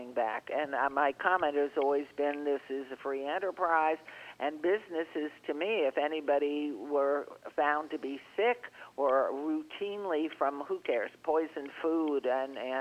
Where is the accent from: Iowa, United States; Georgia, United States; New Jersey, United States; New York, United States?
New York, United States; moved away; I grew up in New York, and I was in those squash subways and buses and elevators and apartment buildings